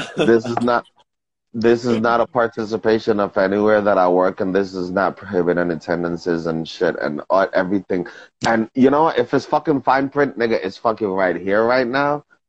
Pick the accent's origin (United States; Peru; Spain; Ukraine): United States; New York; I'm from New York